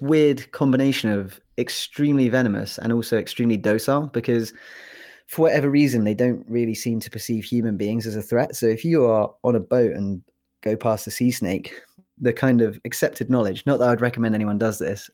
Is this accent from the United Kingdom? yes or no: yes; England, United Kingdom; moved away as an adult; now in United States; I'm actually not from Wales. Uh, I'm from England